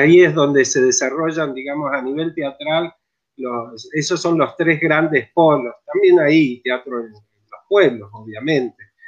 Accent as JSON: {"language": "Spanish", "region": "Mendoza", "country": "Argentina", "tie": "born or raised there", "moved": "as an adult", "lives_now": "San Luis, Argentina", "said": "Yo en realidad soy nacido en Mendoza, soy, soy de, montaña, digamos. Eh, y, bueno, me vine acá a San Luis a estudiar"}